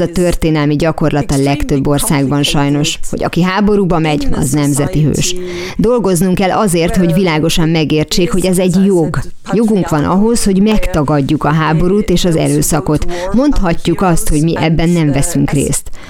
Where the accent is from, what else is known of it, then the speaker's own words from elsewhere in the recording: Bavaria, Germany; Bajorországra, én onnan származom